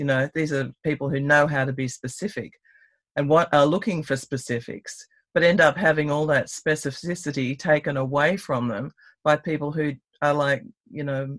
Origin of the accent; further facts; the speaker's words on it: Canberra, Australian Capital Territory, Australia; also born or lived in Snowy Mountains; from Canberra, Ngunnawal country. Right next door to my country, the Snowy Mountains